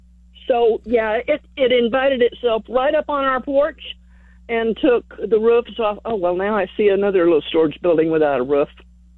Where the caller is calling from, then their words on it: Kingsbury, Texas, United States; I'm calling from Kingsbury, and we live on Appling Road.